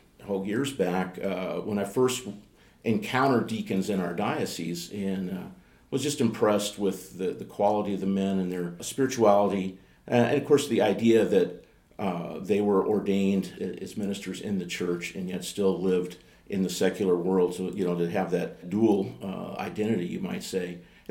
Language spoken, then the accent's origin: English; Greenville, Mississippi, United States; born there; I'm an Air Force brat. I was born in Greenville, Mississippi in 1957. Dad was a fighter pilot in the Air Force. We traveled all over the place.